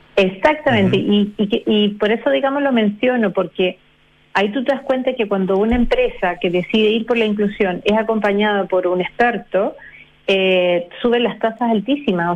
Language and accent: Spanish; Chile; nosotros como chilenos